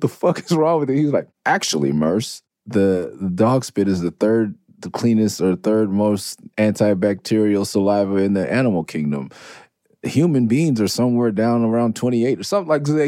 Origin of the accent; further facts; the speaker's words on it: Los Angeles, California, United States; also born or lived in Tucson, Arizona; I'm from Mid City. I'm from Clover, I'm off Cloverdale. I'm from Midtown, I'm from Okey Dog, whatever you want to call it. That is where I'm from